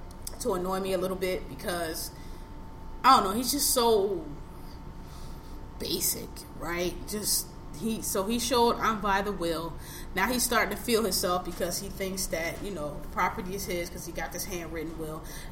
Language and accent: English; Los Angeles, California, United States; Like, look, I'm not from here. Y'all grew up in this dirt and this shit. I did not. I'm from Los Angeles. I grew up nice and glossy